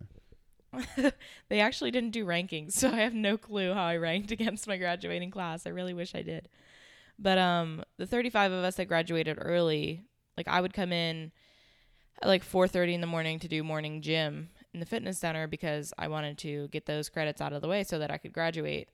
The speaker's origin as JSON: {"language": "English", "town": "Pittsburgh", "region": "Pennsylvania", "country": "United States", "tie": "born or raised there", "also_born_or_lived": "Charlotte, North Carolina", "moved": "as an adult", "lives_now": "Jacksonville, United States", "said": "I was born and raised in Pittsburgh, Pennsylvania"}